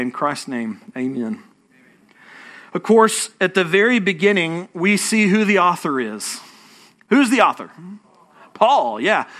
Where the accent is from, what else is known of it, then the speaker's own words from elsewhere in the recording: Fort Worth, Texas, United States; moved away as an adult; now in Houston, United States; I'm from North Texas, okay? Don't hold it against me. I, I still have a Fort Worth, uh, area code on my phone